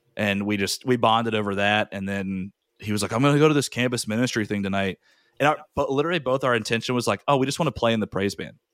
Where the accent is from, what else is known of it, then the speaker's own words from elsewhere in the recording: Raleigh, North Carolina, United States; moved away as an adult; also born or lived in New York; born and raised in Raleigh